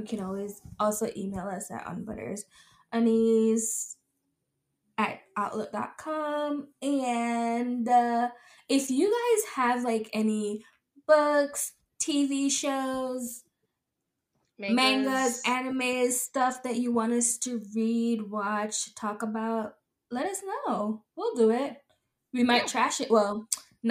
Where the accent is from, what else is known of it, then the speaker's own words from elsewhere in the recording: Jamaica; we are Jamaican